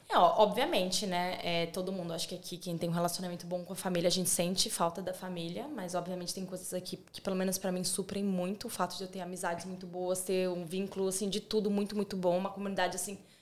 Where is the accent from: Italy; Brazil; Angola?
Brazil; São Paulo; moved away as an adult; now in Australia; sou de São Paulo